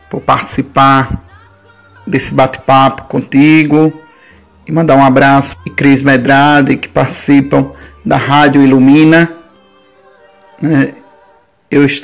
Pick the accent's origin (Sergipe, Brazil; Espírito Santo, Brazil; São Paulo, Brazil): Sergipe, Brazil; Aquidabã; also born or lived in Capela, Sergipe; Eu sou de Aquidabã, certo? Na verdade, eu nasci em um povoado de capela, povoado chamado Angás, né? E mas me criei de, de criança até a adolescência no povoado Segredo, município de Aquidabã.